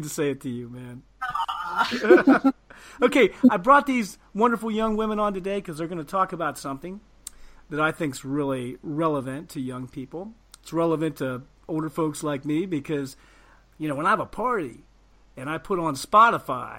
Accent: Ohio, United States; I'm from Ohio. I'm from the prairie

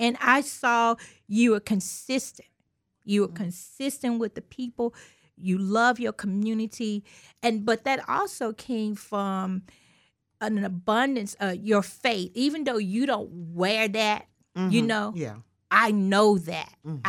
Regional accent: Mississippi, United States; That's right. I'm from Mississippi, and I knew.

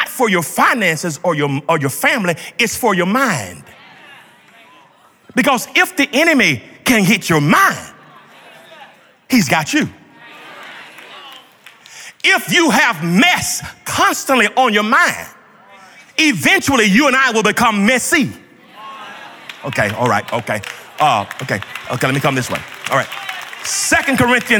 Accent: Georgia, United States; When I grew up in Georgia

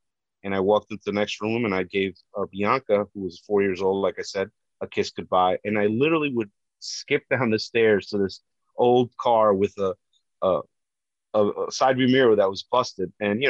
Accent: Hackensack, New Jersey, United States; also born or lived in Colombia; I grew up in Hackensack, New Jersey, 12 miles right from New York City. I saw the towers growing up. You know, New York's been part of my heart my whole life growing up. I came from Colombia, South America when I was two.

